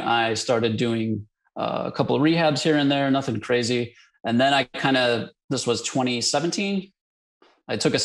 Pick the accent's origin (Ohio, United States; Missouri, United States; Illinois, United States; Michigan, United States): Illinois, United States; Chicago; moved away as an adult; now in Dallas, United States; Born and raised in Chicago.